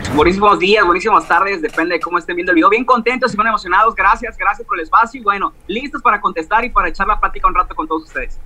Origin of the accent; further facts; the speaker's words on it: Cuernavaca, Morelos, Mexico; por acá, por, mi tierra